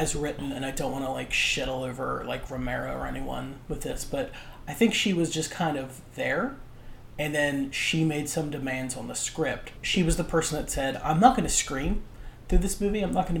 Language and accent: English; United States; Where I grew up, it was a 50-minute to an hour drive, either north or south, to get to a mall. And I'm not talking about, like, Mall of America level. I'm talking about the Parkersburg Mall.